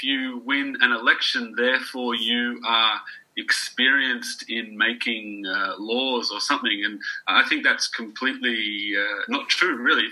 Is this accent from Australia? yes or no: yes; Australia; now in Budapest, Hungary; I'm actually Australian, but I live in Budapest in Hungary